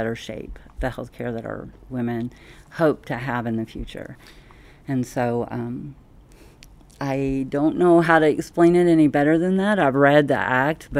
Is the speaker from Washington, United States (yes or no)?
no; Tennessee, United States; moved away as an adult; also born or lived in Tampa, Florida; now in Las Vegas, United States; Tennessee, which is my home state